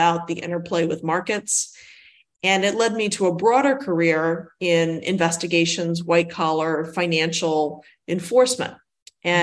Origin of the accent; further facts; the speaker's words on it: Washington, D.C., Northeast area, Mid-Atlantic, United States; I'm originally from the Washington, D.C., Mid-Atlantic, Northeast area. And of the United States